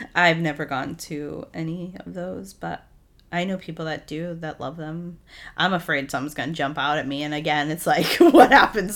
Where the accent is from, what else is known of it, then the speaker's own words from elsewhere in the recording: New England, United States; I grew up in New England.